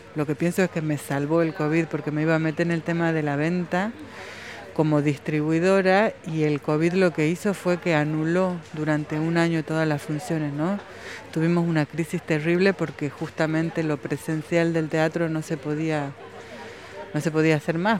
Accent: Argentina; moved away as an adult; also born or lived in Buenos Aires / Paris; now in Palma de Mallorca, Spain; No soy una argentina en París, pero lo fui en algún momento.

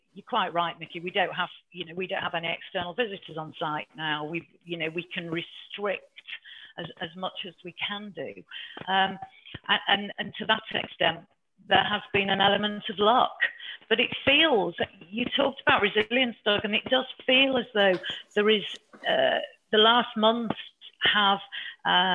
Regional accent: Yorkshire and the Humber, United Kingdom; I'm from Yorkshire

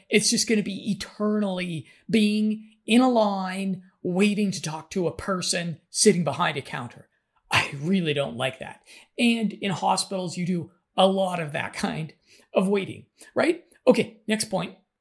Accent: United States; moved away; I'm an American

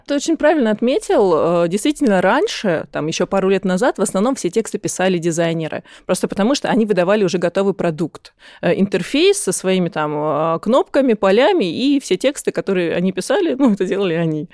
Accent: Krasnodar, Krasnodar Krai, Russia; moved away as an adult; now in Moscow, Russia; я сама из Краснодара

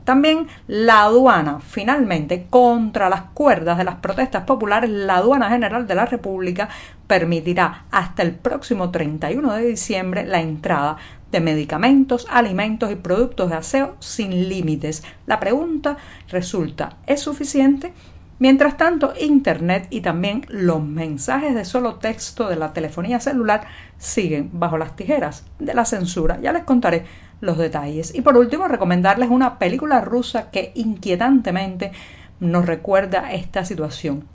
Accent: Cuba; cubana, periodista, ciudadana

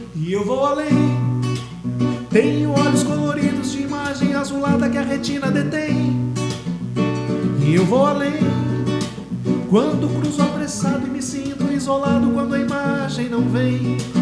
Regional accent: Dom Pedrito, Rio Grande do Sul, Brazil; moved away as an adult; now in Pelotas, Brazil; eu sou natural de Dom Pedrito

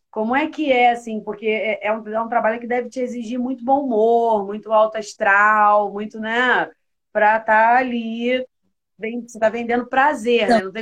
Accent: Rio de Janeiro, Brazil; Eu, eu sou da Ilha do Governador.

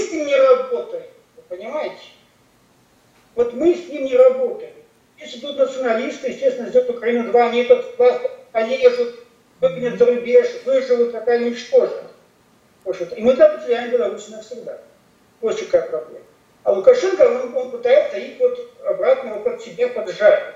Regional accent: Russian Far East, Russia; я человек не, не, не, не центральной России, я с Дальнего Востока

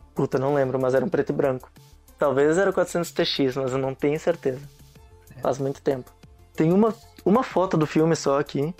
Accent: Nova Petrópolis, Rio Grande do Sul, Brazil; moved away as an adult; also born or lived in Caxias do Sul; now in Foz do Iguaçu, Brazil; Eu sou de Nova Petrópolis, Rio Grande do Sul, cidade pequenininha

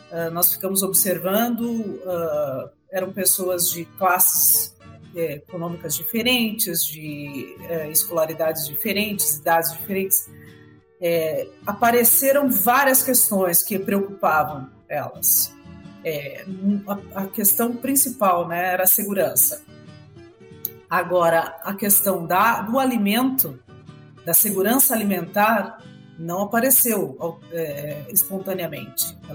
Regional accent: Brazil; E não só o agro, mas nós, como brasileiros, precisamos disso.

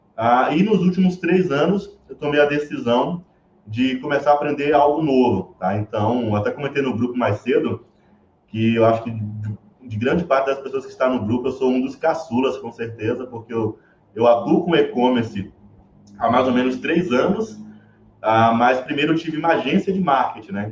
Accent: Bahia, Brazil; accent: Bahian; moved away as an adult; now in São Paulo, Brazil; já percebe um pouco do meu sotaque e já se liga que esse cara aqui é baiano

